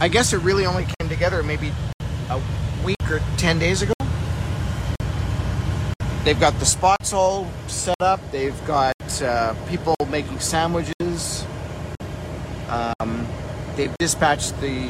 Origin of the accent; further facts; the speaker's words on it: Winnipeg, Manitoba, Canada; moved away; Winnipeg, Manitoba. That's where I grew up.